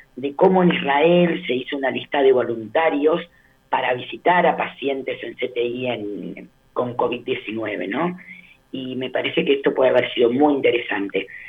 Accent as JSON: {"language": "Spanish", "country": "Uruguay", "said": "como uruguaya"}